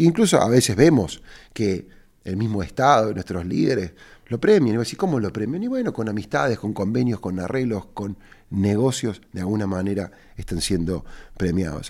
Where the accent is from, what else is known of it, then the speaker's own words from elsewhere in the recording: Argentina; moved away; yo vivo de regreso en mi país